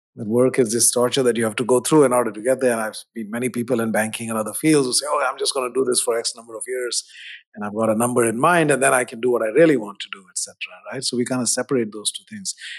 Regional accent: India; moved away; growing up in India in the seventies

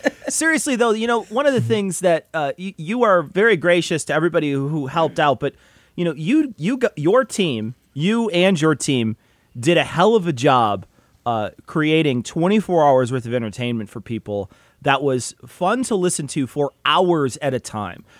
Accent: Illinois, United States; we're from Illinois

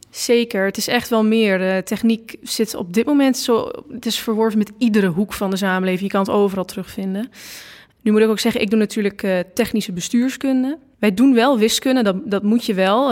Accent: Losser, Overijssel, Netherlands; also born or lived in Enschede; ik kom uit Losser

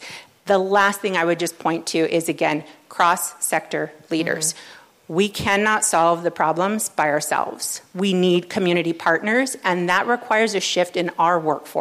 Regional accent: Los Angeles, California, United States; I come from the LA region. This was my born and raised here in the LA region

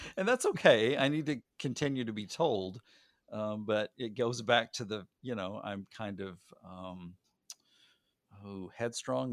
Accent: Arkansas, United States; I was born in Arkansas

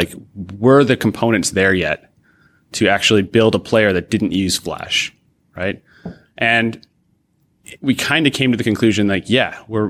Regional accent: Rochester, New York, United States; Sure. I grew up not far from Toronto, actually. I grew up outside of in Rochester, New York, across the lake

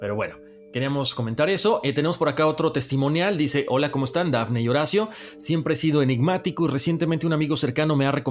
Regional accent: Venezuela; born there; Nací en Venezuela y tuve una crianza normal

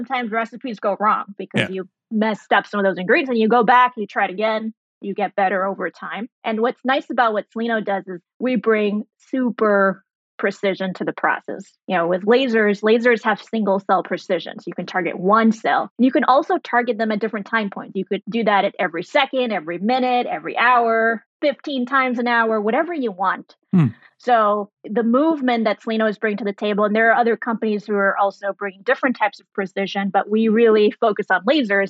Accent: Germany; also born or lived in Saudi Arabia / Sri Lanka; So I was born in Saudi Arabia. I grew up in Germany. Went to high school in Sri Lanka

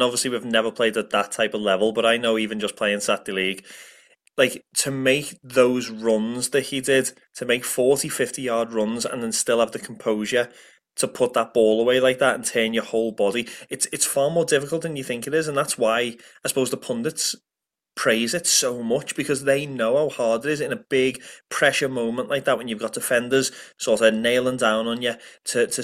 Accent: Liverpool, North West England, United Kingdom; moved away as an adult; now in Ireland; growing up in Liverpool

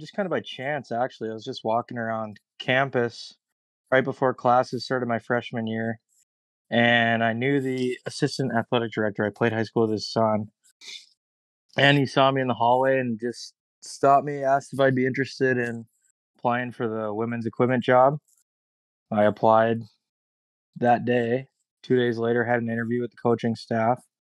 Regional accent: Mankato, Minnesota, United States; I'm from Mankato, so parents live about ten minutes away from where I'm at.

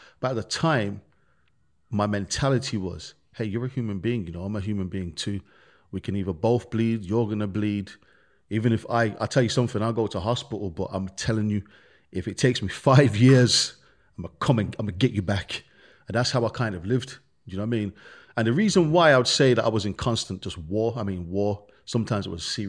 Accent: Birmingham, West Midlands, United Kingdom; Birmingham, when we grew up, like I said, man, we grew up in the ghetto. We grew up in the real slums. We grew up in Handsworth.

